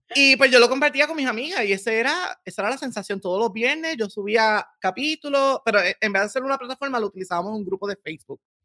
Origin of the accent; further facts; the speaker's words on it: Corozal, Puerto Rico; moved away as an adult; yo vengo de un hermoso pueblo en Puerto Rico que se llama Corozal. Mm. Eh, allí en la montaña, en el centro, este, ahí, viví hasta mis 24 años